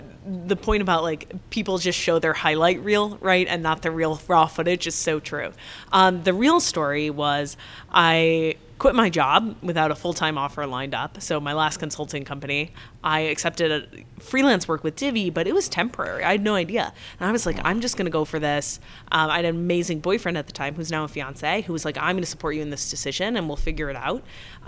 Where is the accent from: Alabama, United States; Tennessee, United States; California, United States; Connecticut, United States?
Tennessee, United States; Memphis; I'm not from here. I'm from Memphis.